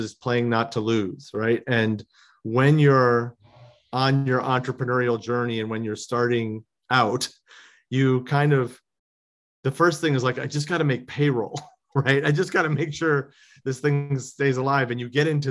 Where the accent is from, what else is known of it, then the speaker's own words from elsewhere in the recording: Chicago, Illinois, United States; now in Los Angeles, United States; I grew up in Chicago